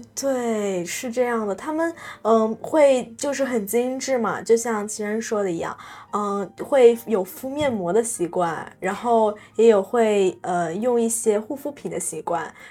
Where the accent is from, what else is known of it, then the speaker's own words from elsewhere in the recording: China; moved away as an adult; now in Taiwan; 我是来自中国大陆的学生，我是来交换的